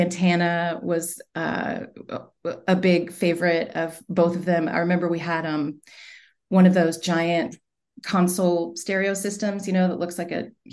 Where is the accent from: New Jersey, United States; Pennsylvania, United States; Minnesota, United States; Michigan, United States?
Pennsylvania, United States; York; also born or lived in Richmond; I was born in Richmond and we moved around a bit. Most of my childhood was in York, Pennsylvania, about halfway between Philly and Pittsburgh, sort of right in the middle of the state